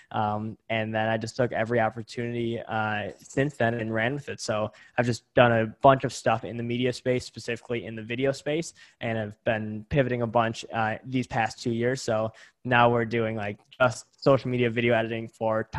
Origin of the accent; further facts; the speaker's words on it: Greendale, Wisconsin, United States; also born or lived in Milwaukee, Wisconsin; I'm originally from Greendale, Wisconsin, currently live in Milwaukee, Wisconsin, super, super close together. So born and raised in Wisconsin in the Midwest here